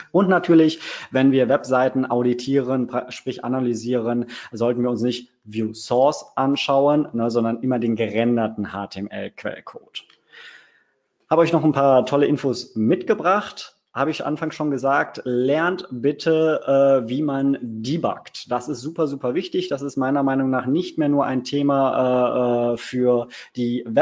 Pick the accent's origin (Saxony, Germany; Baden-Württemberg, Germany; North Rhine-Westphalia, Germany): North Rhine-Westphalia, Germany; Cologne; Ich bin äh, Kölsche Jung, das heißt, ich komme aus der wunderschönen Domhauptstadt Köln.